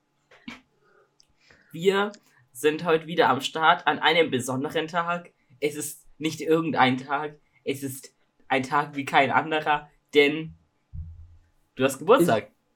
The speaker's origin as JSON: {"language": "German", "town": "Augsburg", "region": "Bavaria", "country": "Germany", "said": "Also ich komme aus Augsburg"}